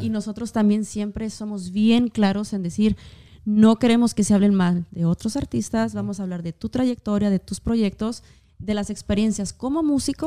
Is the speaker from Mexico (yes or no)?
yes; Durango, Mexico; moved away as an adult; now in Kansas City, United States; yo soy del estado de Durango.